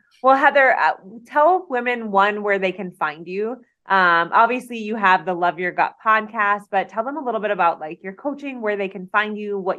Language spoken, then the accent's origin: English; Detroit, Michigan, United States; I'm from Detroit. I'm a Detroit girl.